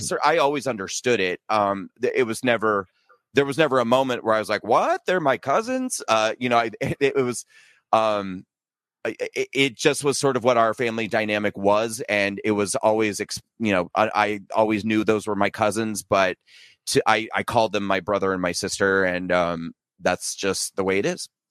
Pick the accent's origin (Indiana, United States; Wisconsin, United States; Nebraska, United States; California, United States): Nebraska, United States; moved away as an adult; also born or lived in New York City; I was born and raised in, uh, small town Nebraska. And then I moved to New York City after I graduated from high school, and I lived in New York City for twenty years.